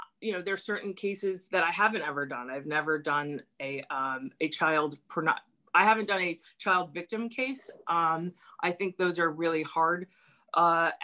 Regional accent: New York City, New York, United States; I'm from a neighborhood. I'm from Stuyvesant Town.

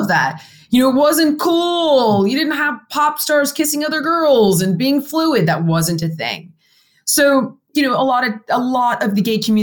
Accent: California, United States; I grew up in California

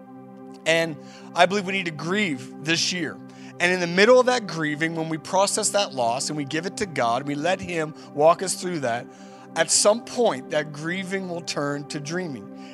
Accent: Canada; We're just out and about doing our thing as Canadians, and we don't show too much emotion.

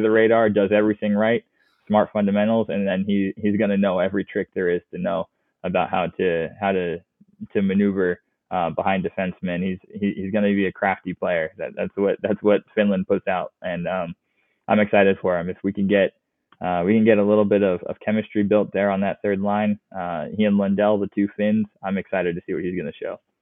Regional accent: United States; as an American hockey fan

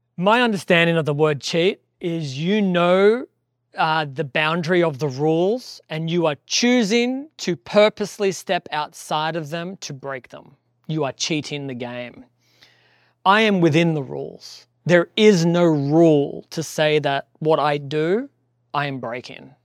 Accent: Australia; moved away; I'm Australian

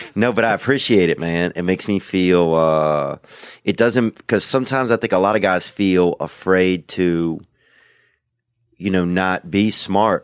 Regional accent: Louisiana, United States; moved away; I grew up in Louisiana

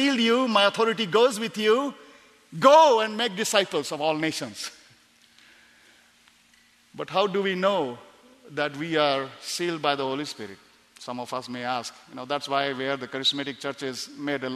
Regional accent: India; also born or lived in Tibet; By citizenship, I'm Indian, but of course my parents migrated from Tibet in 1940, so I look a little bit different

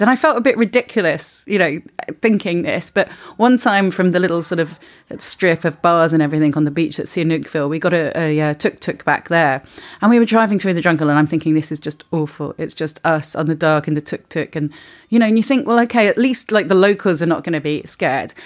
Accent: England, United Kingdom; now in Spain; we're English

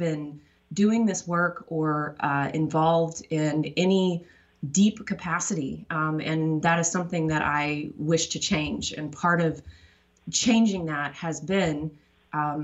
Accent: Tyler, Texas, United States; moved away; I grew up in Tyler, Texas

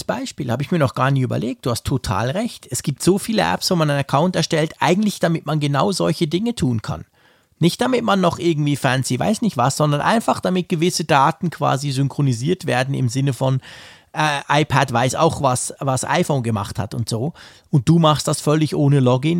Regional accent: Switzerland; bei uns in der Schweiz

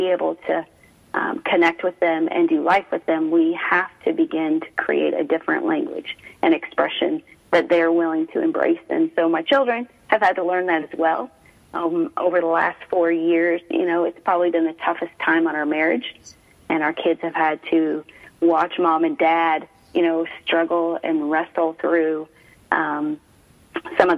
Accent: Midwest, United States; moved away as an adult; also born or lived in Chicago area; now in Sedona, United States; I grew up a Midwest girl, married a Midwest boy

